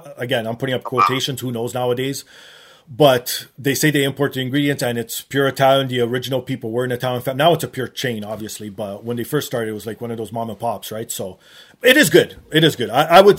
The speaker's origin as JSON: {"language": "English", "country": "Canada", "said": "I'm a Canadian"}